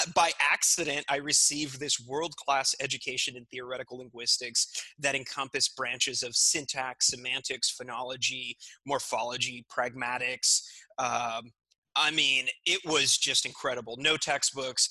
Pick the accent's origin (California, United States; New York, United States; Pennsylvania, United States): California, United States; also born or lived in Mexico City, Mexico / Santa Cruz, California; now in Seattle, United States; I was raised in California on, on a farm in California